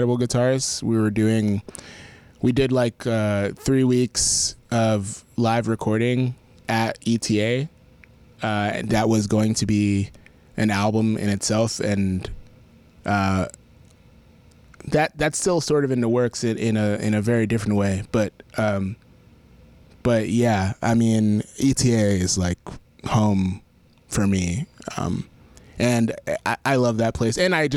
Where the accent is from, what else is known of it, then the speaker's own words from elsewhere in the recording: New York, United States; now in Nashville, United States; as a New Yorker